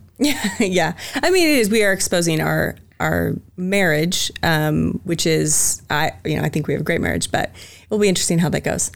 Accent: Spokane, Washington, United States; also born or lived in Chattanooga, Tennessee; now in Boise, United States; so I'm originally from Spokane, Washington, the Greenocker, Washington, actually. It's right on the border of Idaho and Washington.

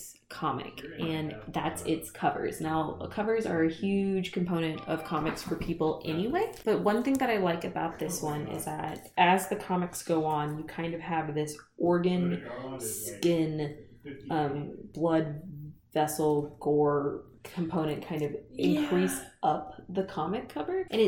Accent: United States; as an American

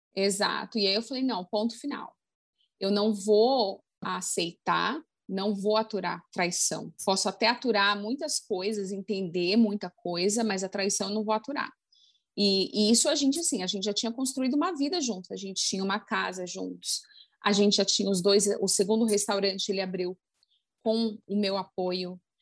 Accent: Brazil; now in United States; crescendo no Brasil

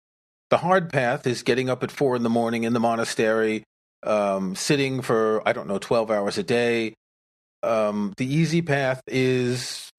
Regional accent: Queens, New York, United States; hey, I grew up in Queens. I know where that border is.

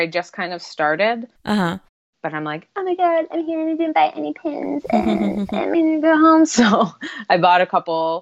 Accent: Buffalo, New York, United States; we're from Buffalo

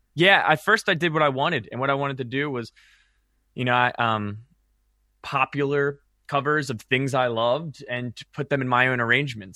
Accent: Maryland, United States; growing up in Maryland

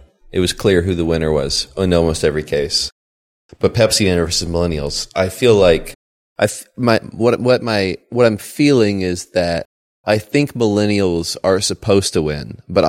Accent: Colorado, United States; I grew up in Colorado. Maybe it's different.

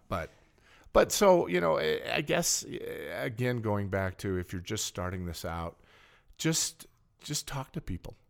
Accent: Helena, Montana, United States; I was born, raised in Helena

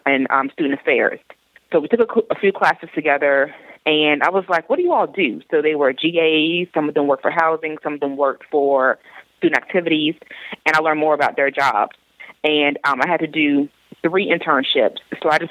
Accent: South Florida, United States; I'm originally from South Florida

